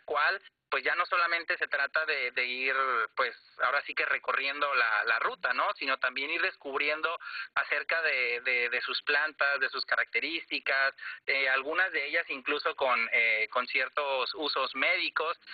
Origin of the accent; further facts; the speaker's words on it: Mexico; Nosotros como mexicanos